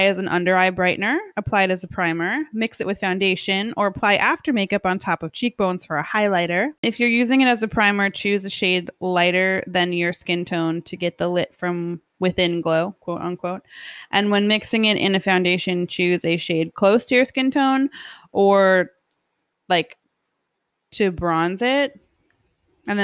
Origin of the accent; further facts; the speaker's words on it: New York, United States; We're from New York.